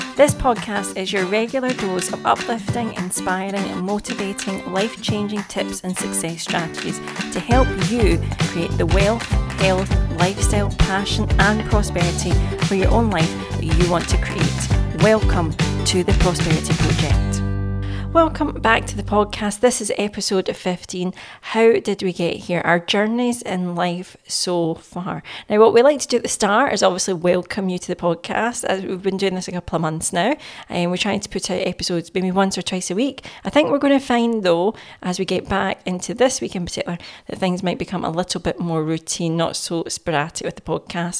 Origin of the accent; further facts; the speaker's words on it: Glasgow, Scotland, United Kingdom; I was born and raised in Glasgow